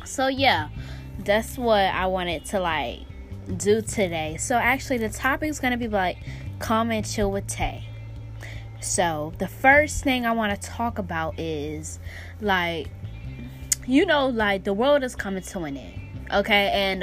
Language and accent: English; Pennsylvania, United States; now in Florida, United States; I'm in Florida right now, even though I'm coming from up north Pennsylvania, lol. I'm coming from Pennsylvania up north. So actually I'm in down south Florida.